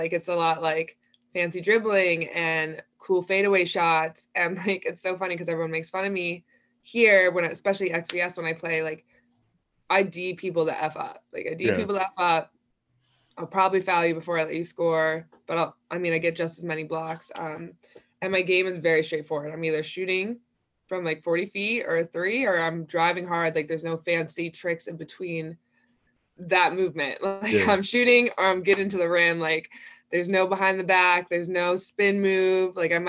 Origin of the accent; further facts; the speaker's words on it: Philadelphia, Pennsylvania, United States; moved away as an adult; now in Los Angeles, United States; I'm from Philly, so I played with a lot of like washed up college players.